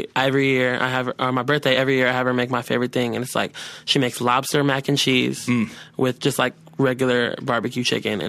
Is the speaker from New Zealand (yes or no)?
no; Seattle, Washington, United States; also born or lived in Dutch Harbor, Alaska; I'm from Berrien, White Center area, so it's like southwest. It's like south, just south of West Seattle.